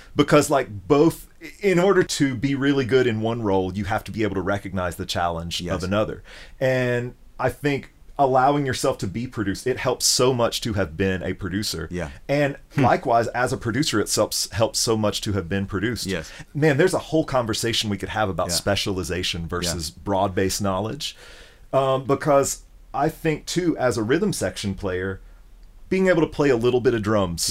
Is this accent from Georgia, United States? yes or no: no; Memphis, Tennessee, United States; moved away; my experience growing up in Memphis